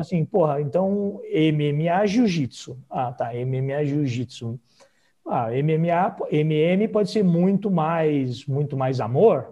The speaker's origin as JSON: {"language": "Portuguese", "town": "Blumenau", "region": "Santa Catarina", "country": "Brazil", "said": "Eu sou de Santa Catarina"}